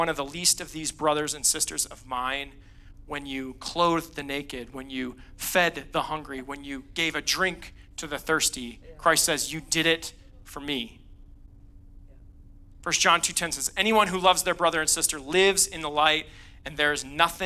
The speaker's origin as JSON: {"language": "English", "region": "Northeast", "country": "United States", "tie": "born or raised there", "moved": "yes", "lives_now": "Colorado Springs, United States", "said": "I grew up in the Northeast, which is a very unchurched part of the country."}